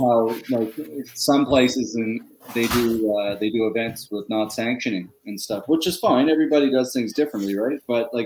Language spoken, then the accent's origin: English; Pictou, Nova Scotia, Canada; growing up in Little Pictou